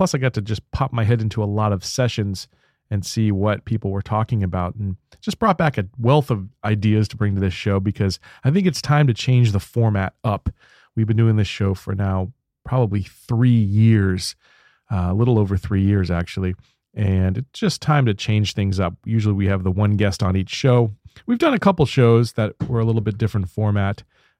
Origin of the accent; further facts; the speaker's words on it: Baltimore, Maryland, United States; moved away; I can't wait to go back home to Baltimore, where I grew up as a kid.